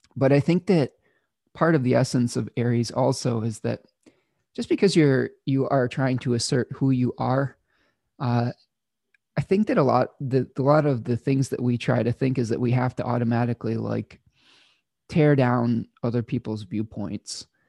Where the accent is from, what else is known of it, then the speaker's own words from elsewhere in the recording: Ypsilanti, Michigan, United States; my hometown of Ypsilanti, Michigan